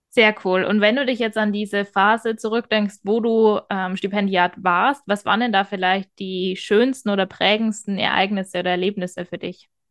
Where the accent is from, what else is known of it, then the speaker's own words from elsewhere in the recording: Bavaria, Germany; Ich komme aus Bayern